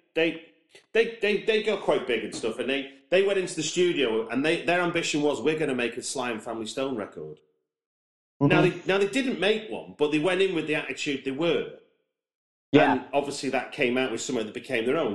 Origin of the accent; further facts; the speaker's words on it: Manchester, North West England, United Kingdom; moved away; I'm from Manchester I, originally